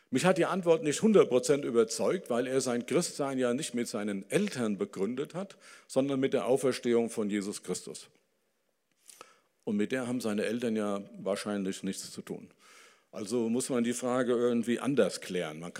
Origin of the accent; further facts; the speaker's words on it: Dillenburg, Hesse, Germany; also ich komme von ähm, ähm, aus Dillenburg. Das ist eine Stadt im Hessischen. Und das kann man bei mir dann merken, wenn ich Zichlaute gebrauche.